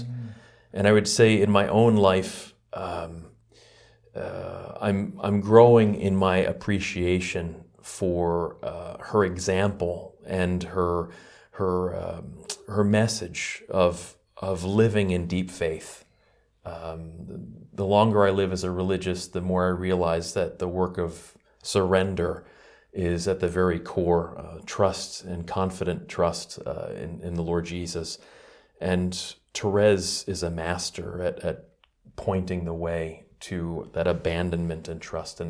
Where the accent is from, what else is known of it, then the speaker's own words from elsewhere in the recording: New York, United States; Well, I've been with the order for about 20 years now, and I'm originally from New York, but joined the community after I met them in Washington, D.C.